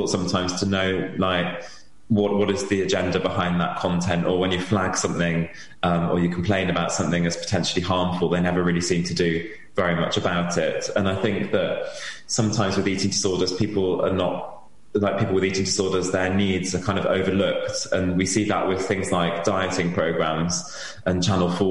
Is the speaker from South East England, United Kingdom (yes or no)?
no; Wales, United Kingdom; I'm from Wales and I have my treatment in Wales